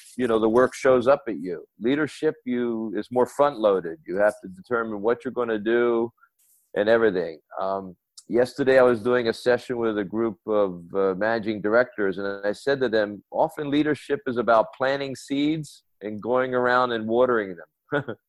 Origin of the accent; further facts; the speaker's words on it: United States; moved away as an adult; my home country, the US